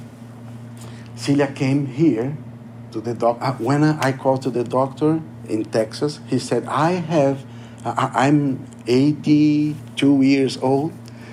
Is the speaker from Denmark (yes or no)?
no; Brazil; English is a second language; moved away as an adult; now in United States; This is my church. This is my country. I'm not American. I don't speak English.